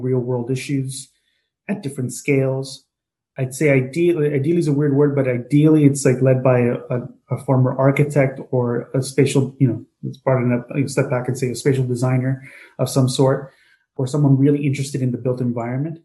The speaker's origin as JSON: {"language": "English", "town": "Hialeah", "region": "Florida", "country": "United States", "tie": "born or raised there", "also_born_or_lived": "New York", "moved": "as an adult", "said": "born and raised in the Cuban community of Hialeah, Florida"}